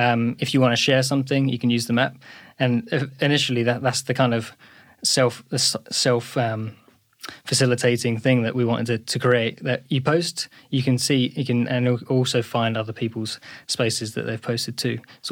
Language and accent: English; East of England, United Kingdom; I grew up in Essex.